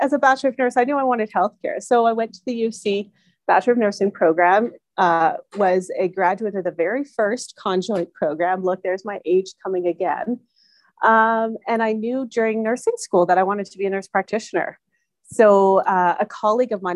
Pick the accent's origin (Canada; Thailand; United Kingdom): Canada; Calgary, Alberta; also born or lived in Texas; born and raised in Calgary